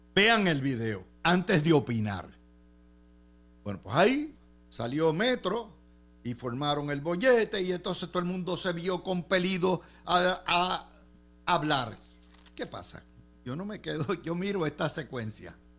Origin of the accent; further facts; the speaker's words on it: Puerto Rico; Como contribuyente puertorriqueño